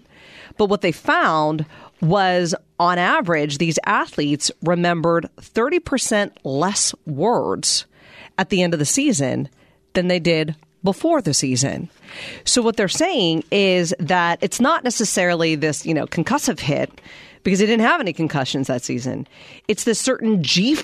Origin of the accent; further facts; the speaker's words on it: Western Pennsylvania, United States; I grew up in Western Pennsylvania.